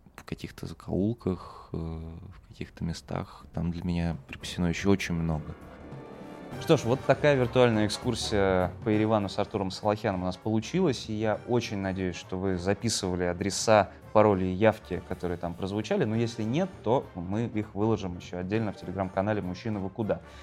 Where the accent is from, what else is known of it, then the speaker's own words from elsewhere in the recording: Moscow, Russia; я же, слушайте, москвич